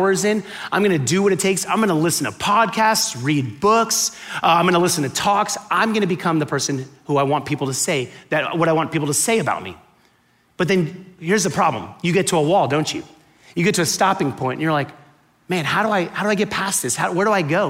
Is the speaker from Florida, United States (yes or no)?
yes; Miami, Florida, United States; I grew up in Miami, right? And growing up in Miami, when I was born there